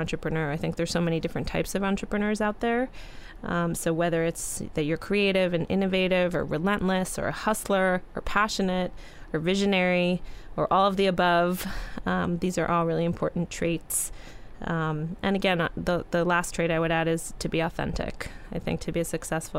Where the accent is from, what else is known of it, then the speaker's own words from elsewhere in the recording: New York City, New York, United States; I was the little girl growing up in New York City